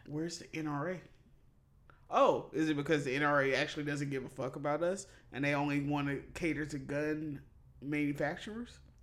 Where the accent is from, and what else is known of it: Mississippi, United States; born or raised there